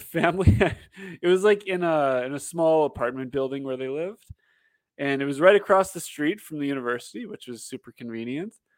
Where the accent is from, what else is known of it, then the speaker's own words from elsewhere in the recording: Canada; also born or lived in Calgary; we were all Canadian